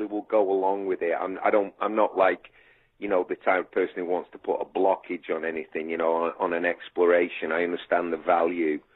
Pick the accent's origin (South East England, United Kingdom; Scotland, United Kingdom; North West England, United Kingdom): North West England, United Kingdom; Manchester; moved away; I'm growing up in like a council estate in Manchester